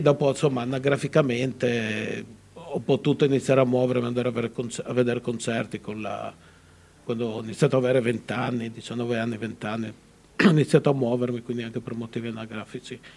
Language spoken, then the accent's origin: Italian; Udine, Friuli-Venezia Giulia, Italy; la mia città che è Udine